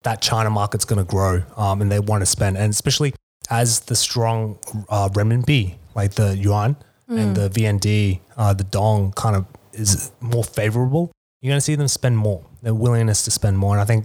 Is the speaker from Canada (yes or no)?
no; Australia; now in Vietnam; I'm Australian